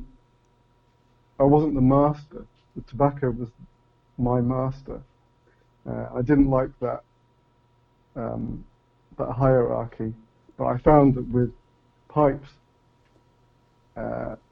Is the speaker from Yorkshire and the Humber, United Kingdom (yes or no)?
no; Leamington Spa, West Midlands, United Kingdom; also born or lived in Coventry; I was born there, but moved to Leamington when I was very, very young. So young that I don't even remember the move. But I could say not exactly born, but certainly raised in Leamington